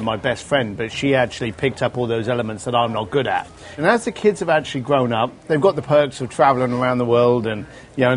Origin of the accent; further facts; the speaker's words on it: London, United Kingdom; moved away; growing up in London